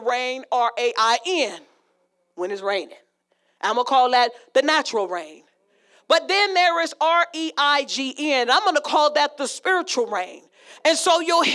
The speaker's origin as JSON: {"language": "English", "town": "Las Vegas", "region": "Nevada", "country": "United States", "said": "I'm from Vegas."}